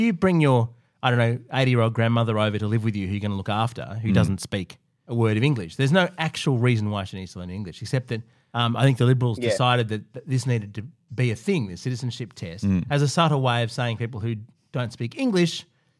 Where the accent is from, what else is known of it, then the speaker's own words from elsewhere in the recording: Australia; We had the misfortune to be born in Australia